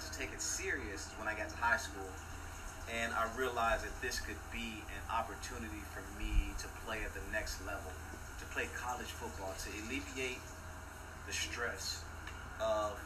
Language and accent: English; Houston, Texas, United States; now in New Orleans, United States; I was raised in Houston, Texas